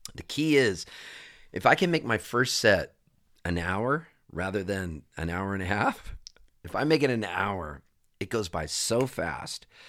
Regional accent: Southern California, United States; also born or lived in Halifax, Canada; I'm a Californian, you know, for all intents and purposes, I have a Canadian passport, but I was raised in Southern California

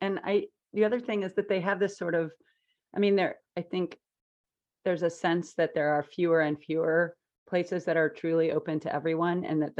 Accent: Midwest, United States; now in San Francisco Bay Area, United States

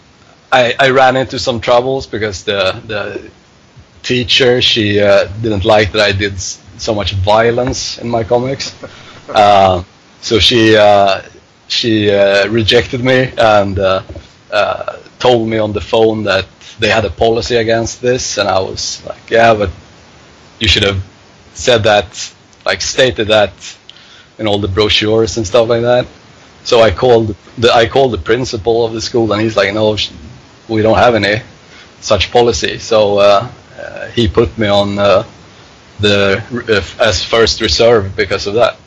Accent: Stockholm, Stockholm County, Sweden; also born or lived in Hofors; I grew up in Stockholm.

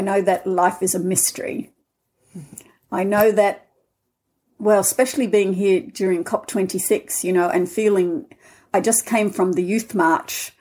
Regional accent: Australia; accent: Australian; moved away as an adult; also born or lived in Scotland; now in Findhorn, United Kingdom; I'm Australian, as you can hear in my accent. I left 40 years ago

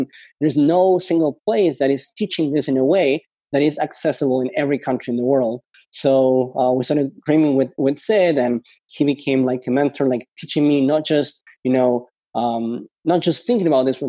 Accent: Spain; also born or lived in Argentina; I was born in Argentina, and I guess I got lucky that there was this big financial crisis in Argentina. And because of that, my parents decided to emigrate to Spain.

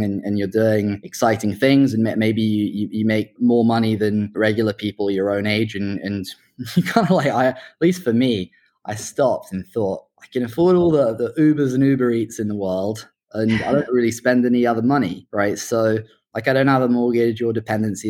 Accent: Oxford, South East England, United Kingdom; also born or lived in Hong Kong / London; I was born in Hong Kong and grew up there till I was about 9 or 10, and then found myself at school in the UK in Oxford

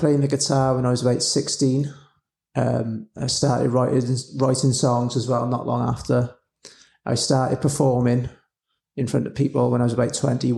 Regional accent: Newport, Wales, United Kingdom; from Newport, South Wales, and I'm a musician

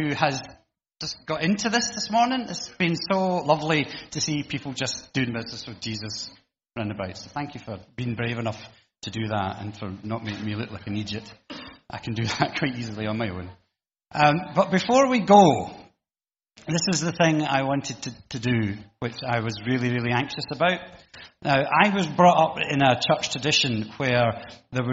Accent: United Kingdom

